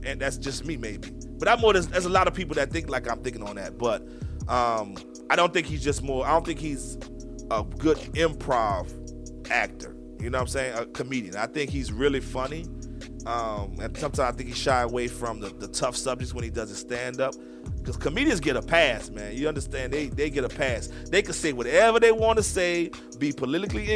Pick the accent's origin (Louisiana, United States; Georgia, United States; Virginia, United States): Louisiana, United States; New Orleans; growing up in New Orleans